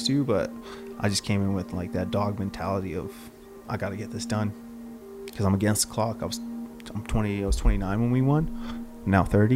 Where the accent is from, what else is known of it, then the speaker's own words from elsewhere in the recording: St. Albert, Alberta, Canada; I always wanted to play hockey growing up in St. Albert